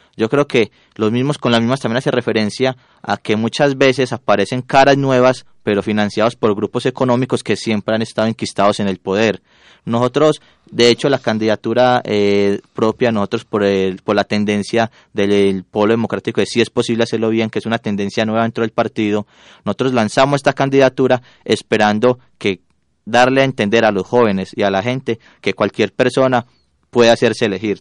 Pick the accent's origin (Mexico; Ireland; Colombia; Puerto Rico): Colombia; Puerto Berrío, Antioquia; nosotros somos de Puerto Berrío